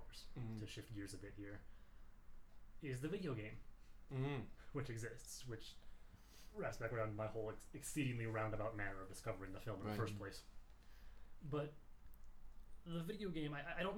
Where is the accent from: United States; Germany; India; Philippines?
United States; I'm American.